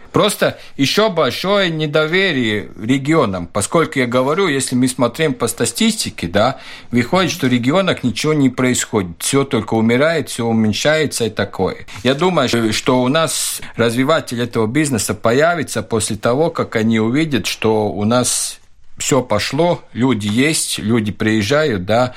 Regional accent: Valka, Latvia; Russian is a second language; moved away as an adult; also born or lived in Riga, Latvia; now in Valmiera, Latvia; Я э, из Валки, и ушел учиться в Ригу

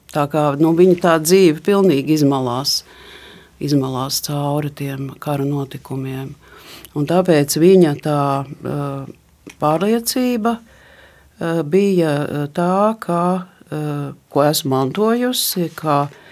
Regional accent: Riga, Latvia; es esmu rīdziniece jau nec kurā pasaul, paaudzē

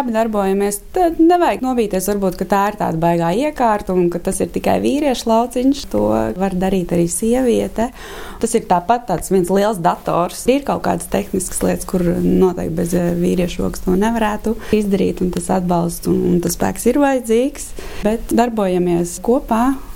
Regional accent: Engure, Tukums Municipality, Latvia; Es esmu no piekrastes, no Angūras. Bērnības gaitas pagājušas ir zvejnieks

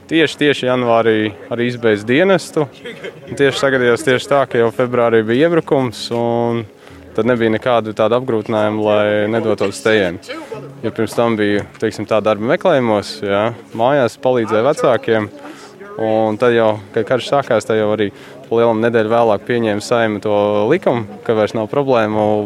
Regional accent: Riga, Latvia; um, esmu no Rīgas, nu, pierīgas Rīgas, jā, man ir 29 gadi.

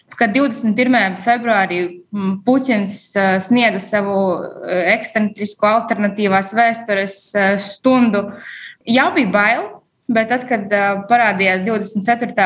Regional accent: Rēzekne, Latgale, Latvia; moved away as an adult; now in Riga, Latvia; teikt, ka no Rezeknes es nāku, varbūt gluži nav pareizi, jo piedzimušies ārpus Latvijas, bet uh, visu savu apzinīgo mūžu līdz vidusskolas beigām es nodzīvoju Rezeknē

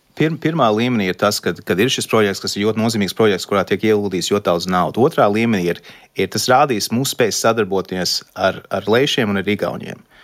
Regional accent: Canada; moved away as an adult; now in Latvia; uzaugot Kanādā, tā bija privilēģija būt, Kanā, būt Latvijas

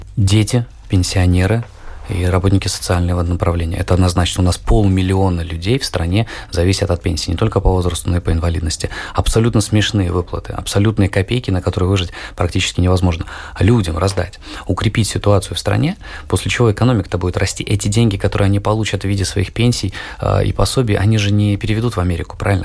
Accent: Latvia; я родился и живу в Латвии. Я не покидал территорию нашей любимой необъятной страны

